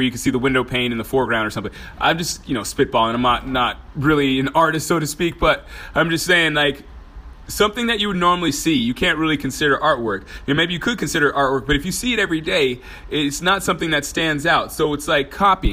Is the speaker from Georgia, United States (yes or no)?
yes; Georgia, United States; moved away; also born or lived in Texas; I was born in Georgia, by the way, just in case you didn't know that. So sometimes that accent comes out